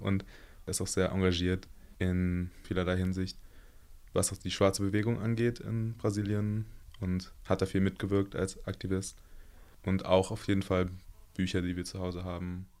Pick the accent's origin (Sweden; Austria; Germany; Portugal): Germany; Berlin; ich bin 23 Jahre alt und komme aus Berlin